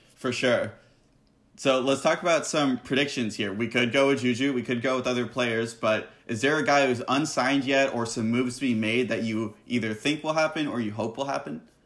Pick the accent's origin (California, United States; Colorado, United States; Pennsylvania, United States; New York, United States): California, United States; San Diego; I'm from San Diego